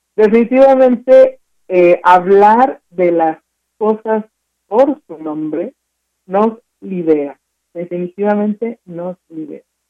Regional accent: Mexico; nosotros consumimos como mexicanos

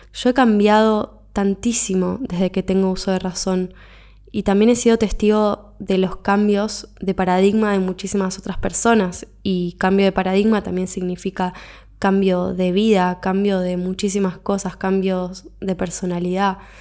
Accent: Argentina; moved away as an adult; me fui de mi país de origen, me fui de Argentina, me mudé de continente

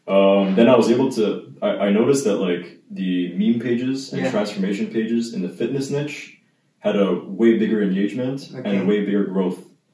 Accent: Montreal, Quebec, Canada; Yeah, I'm born in Montreal.

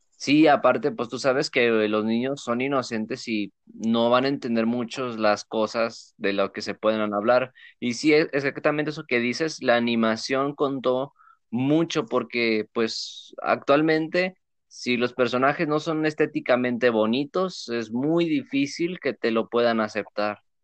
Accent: Mexico; los que somos mexicanos

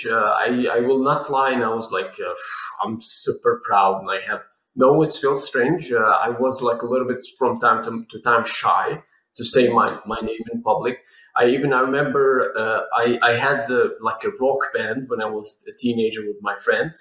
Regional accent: Syria; moved away as an adult; I was raised in Syria

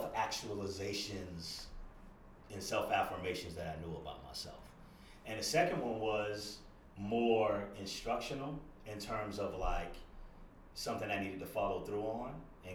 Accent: Daytona Beach, Florida, United States; moved away as an adult; now in Brooklyn, United States; I'm born and raised in Daytona Beach, Florida, 1,000 miles exactly, almost south of New York City.

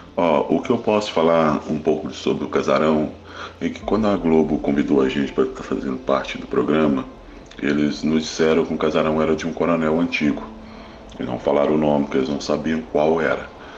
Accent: Minas Gerais, Brazil; a gente não somos mesmo de Esmeralda, somos de Tepsirica, Minas Gerais

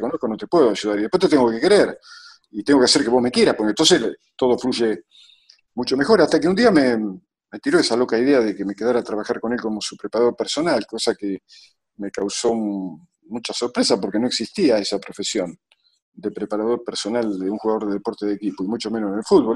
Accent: Lincoln, Buenos Aires Province, Argentina; moved away as an adult; also born or lived in Europe; yo venía, venía de, de una ciudad en medio de la, de la llanura pampeana. Yo no me fui a, Europa desde Buenos Aires, yo me fui desde Lincoln.

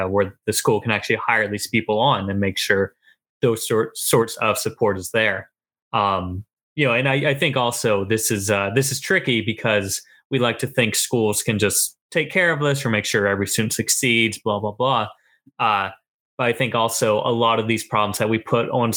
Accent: Ohio, United States; moved away; my growing up in Ohio

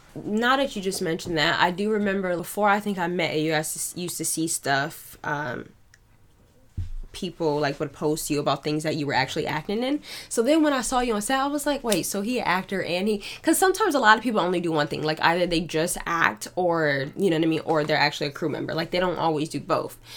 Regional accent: Niagara Falls, New York, United States; now in Buffalo, United States; I'm not from Buffalo. I'm from Niagara Falls

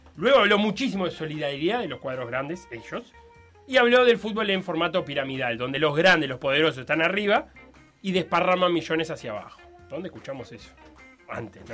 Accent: Uruguay

